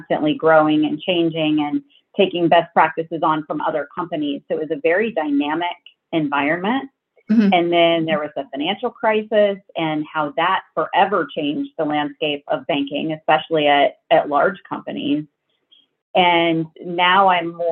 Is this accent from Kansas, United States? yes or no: yes; Kansas, United States; moved away; I grew up in Kansas, so I went to Kansas State University